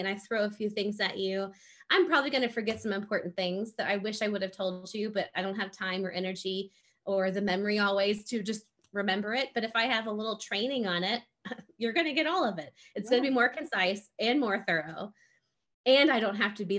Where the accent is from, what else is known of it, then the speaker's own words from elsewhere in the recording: Gulf Coast, United States; I'm from the Gulf Coast area too